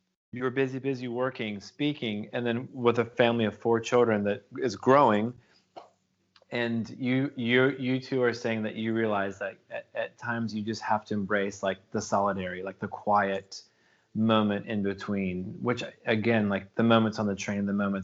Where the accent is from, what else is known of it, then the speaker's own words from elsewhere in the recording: North Carolina, United States; also born or lived in Los Angeles / San Francisco; now in Oakland, United States; I grew up in North Carolina on the East Coast of America, which is technically the South